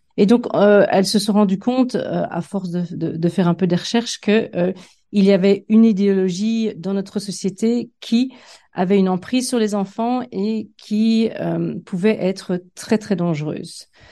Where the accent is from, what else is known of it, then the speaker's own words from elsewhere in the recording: Liège, Wallonia, Belgium; moved away as an adult; also born or lived in Fontaine / Liverpool, United Kingdom; j'ai fait mes études euh, de primaire dans un petit village euh, qui s'appelait Fontain, enfin qui s'appelle d'ailleurs toujours Fontain dans l'école communale, et mes études secondaires aux Dames de l'instruction chrétienne à Liège.